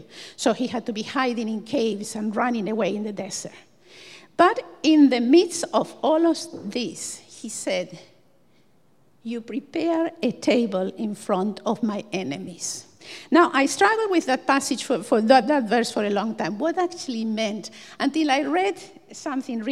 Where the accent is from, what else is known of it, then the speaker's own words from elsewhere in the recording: Buenos Aires, Argentina; moved away as an adult; also born or lived in Dublin / Cork; now in Ireland; I come from Buenos Aires, a small city of around 10 million people